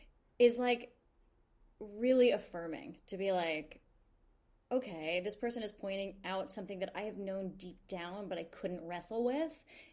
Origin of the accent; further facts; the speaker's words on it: New York City, New York, United States; I feel as a New Yorker